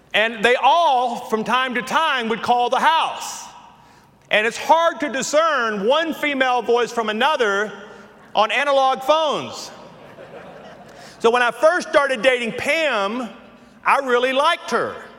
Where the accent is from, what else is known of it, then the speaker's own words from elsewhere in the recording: the South, United States; accent: southern; my southern accent